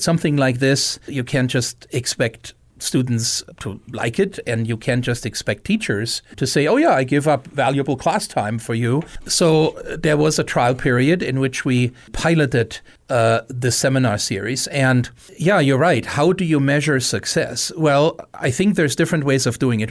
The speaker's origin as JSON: {"language": "English", "country": "Germany", "tie": "born or raised there", "moved": "as an adult", "lives_now": "Missoula, United States", "said": "I came to Missoula thirty years ago, uh, born and raised in Germany"}